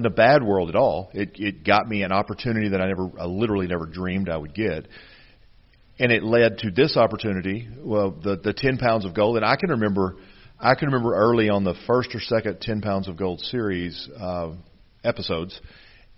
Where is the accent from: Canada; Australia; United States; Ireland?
United States; Pine Bluff, Arkansas; I grew up in Central Arkansas. I mean, that's legitimate. I'm from Pine Bluff, Arkansas.